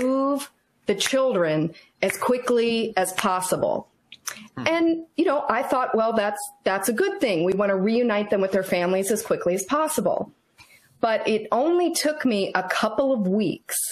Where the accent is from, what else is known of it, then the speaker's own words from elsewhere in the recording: Virginia, United States; also born or lived in Fort Benning, Georgia / Fort Sill, Oklahoma; we moved back to Virginia after that. And I've lived in Virginia most of my life. I went to James Madison University. And, I would call myself a native Virginian, even though I was born at Fort Benning